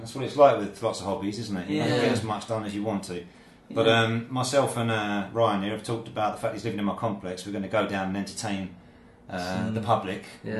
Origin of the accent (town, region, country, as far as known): Kent, South East England, United Kingdom; moved away as an adult; also born or lived in Carshalton; now in Zhuhai, China